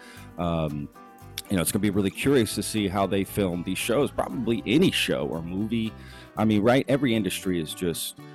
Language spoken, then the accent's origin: English; Dallas, Texas, United States; now in Austin, United States; Dallas, which is where I grew up actually too